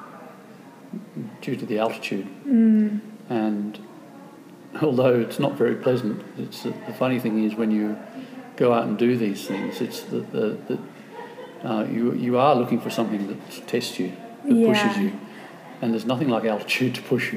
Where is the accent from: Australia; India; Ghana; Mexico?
Australia; I'm from Australia, we don't have any high mountains.